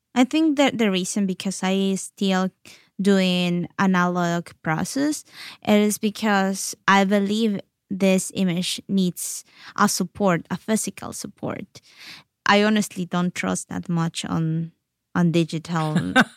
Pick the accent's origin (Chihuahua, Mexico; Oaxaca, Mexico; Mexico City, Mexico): Oaxaca, Mexico; Oaxaca City; English is a second language; moved away; also born or lived in Yalálag; even when I was raised in Oaxaca City, I was surrounded by my culture there, my Yalaltec culture in Oaxaca City